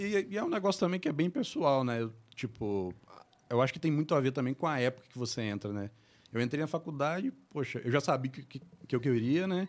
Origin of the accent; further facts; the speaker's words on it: Barra do Piraí, Rio de Janeiro, Brazil; moved away as an adult; also born or lived in Paraíba do Sul / Paty do Alferes; now in São Paulo, Brazil; sou daqui de Barra do Piraí mesmo, né? Moro em São Paulo agora desde 2017.